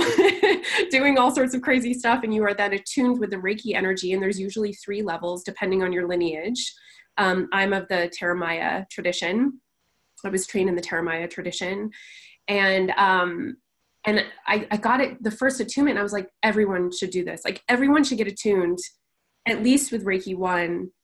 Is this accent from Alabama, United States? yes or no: no; California, United States; now in Las Vegas, United States; I'm from a relatively small town in California